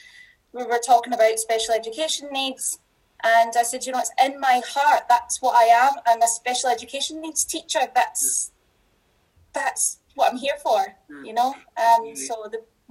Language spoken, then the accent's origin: English; Scotland, United Kingdom; accent: Scottish; I don't dull down my accent. I'm dulling it down just a wee bit